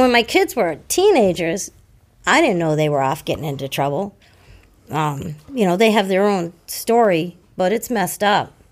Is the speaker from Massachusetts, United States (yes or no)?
yes; Hanover, Massachusetts, United States; I grew up in Hanover. I was born in Hanover